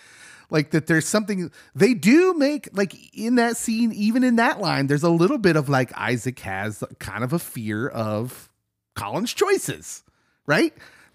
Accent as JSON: {"language": "English", "town": "Lawrence", "region": "Kansas", "country": "United States", "tie": "born or raised there", "said": "I grew up in Lawrence, loving KU basketball."}